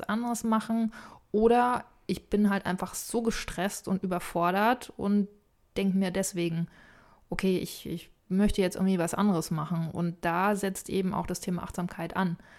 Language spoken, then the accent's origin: German; Boizenburg, a small village on the Elbe, Mecklenburg-Vorpommern, Germany; moved away; also born or lived in Bavaria; Ein wunderbares kleines Dorf an der Elbe, mhm. wo ich herkomme